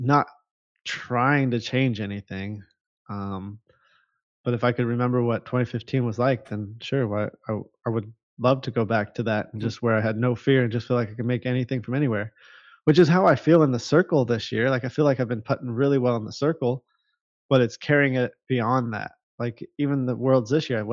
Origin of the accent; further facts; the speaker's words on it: Huntington Beach, California, United States; moved away as an adult; growing up in Huntington Beach